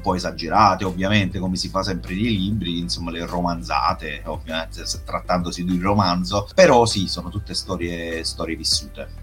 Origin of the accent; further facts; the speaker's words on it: Pignataro Maggiore, Campania, Italy; È un paese della provincia di Caserta, in realtà è il mio paese di origine, che è Pignataro Maggiore